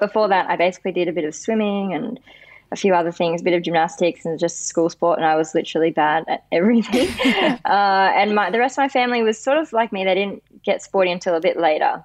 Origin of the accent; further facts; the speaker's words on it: Sydney, New South Wales, Australia; I live in Western Sydney, and I grew up here